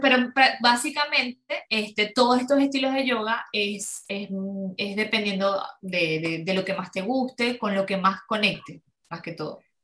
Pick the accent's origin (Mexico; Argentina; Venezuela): Venezuela; Ciudad Ojeda, Zulia; yo soy de Venezuela, de, Maracaibo, eh, de Ciudad Ojeda, es cerca de Maracaibo.